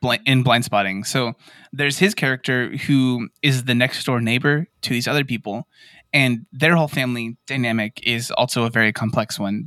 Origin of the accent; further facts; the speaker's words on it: Yuma, Arizona, United States; all of us we're from Yuma, Arizona, which is right there by the reservation